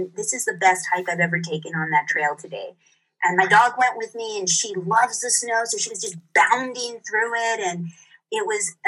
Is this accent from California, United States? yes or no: yes; Santa Barbara, California, United States; moved away as an adult; also born or lived in Marin, California; now in Santa Fe, United States; I have been somebody who's always lived in California, in Southern California. I grew up near Santa Barbara.